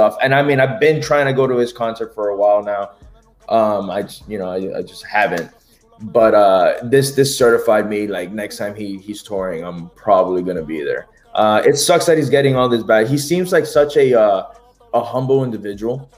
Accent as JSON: {"language": "English", "country": "Nicaragua", "said": "I'm from Nicaragua"}